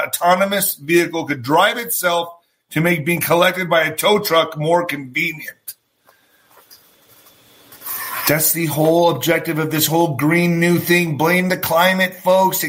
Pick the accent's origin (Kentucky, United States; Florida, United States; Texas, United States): Texas, United States; El Paso; also born or lived in Ciudad Juarez, Mexico; I was born in El Paso, Texas, but I was also raised in Ciudad Juarez. I came back and forth.